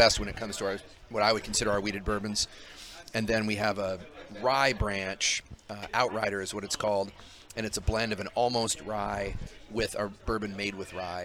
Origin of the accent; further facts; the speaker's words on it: Albany, New York, United States; moved away; I was raised in the East Coast. I was raised in Albany